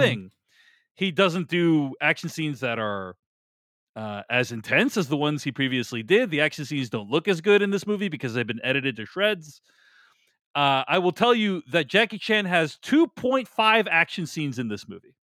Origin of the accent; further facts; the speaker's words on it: Boston, Massachusetts, United States; moved away as an adult; also born or lived in New York; I grew up in Boston. I spent the first, like, two decades of my life